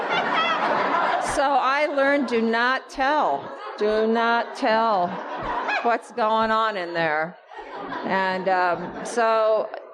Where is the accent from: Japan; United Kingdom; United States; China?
United States; Iowa; now in Los Angeles, United States; I come from Iowa